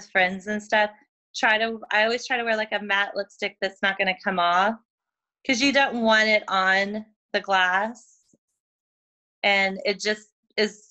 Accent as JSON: {"language": "English", "town": "Oklahoma City", "region": "Oklahoma", "country": "United States", "tie": "born or raised there", "also_born_or_lived": "Louisiana", "moved": "as an adult", "lives_now": "Austin, United States", "said": "originally I'm from Oklahoma City. I grew up there."}